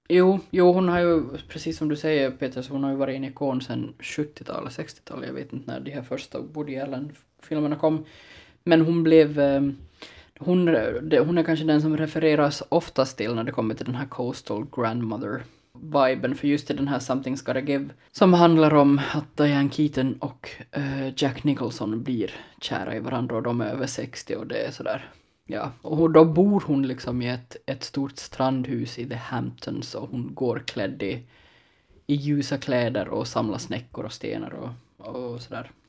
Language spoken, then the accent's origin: Swedish; Ostrobothnia, Finland; som österbottning utan någon jättestark relation till spårarna